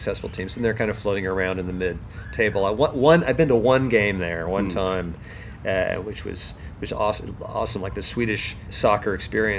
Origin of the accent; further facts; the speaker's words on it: South Bay, California, United States; also born or lived in Boston; I grew up in the South Bay